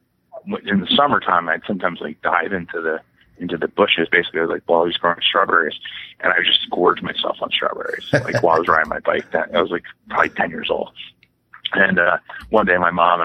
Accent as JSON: {"language": "English", "town": "West Windsor", "region": "New Jersey", "country": "United States", "tie": "born or raised there", "said": "I grew up in West Windsor, which is, an hour outside of New York City, and it was all farms"}